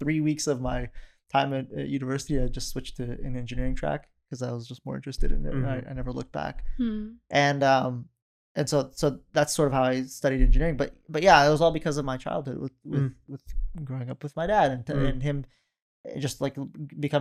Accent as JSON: {"language": "English", "region": "Oregon", "country": "United States", "tie": "born or raised there", "also_born_or_lived": "northern Iraq (Kurdistan)", "said": "we moved to Oregon in 96"}